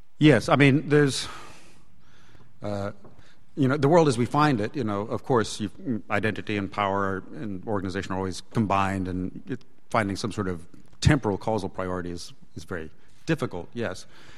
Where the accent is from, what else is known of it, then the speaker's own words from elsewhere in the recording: United States; I'm another American